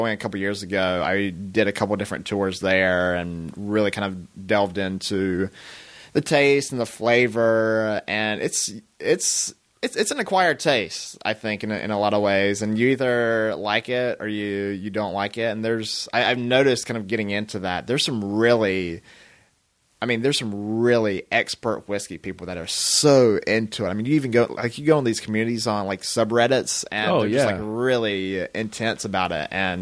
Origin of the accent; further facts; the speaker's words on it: the South, United States; now in Los Angeles, United States; I'm from the South